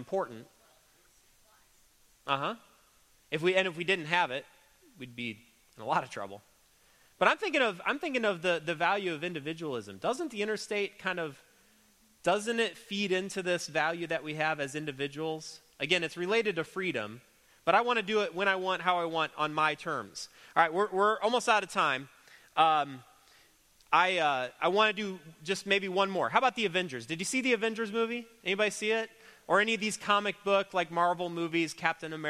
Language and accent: English; United States; an American Christian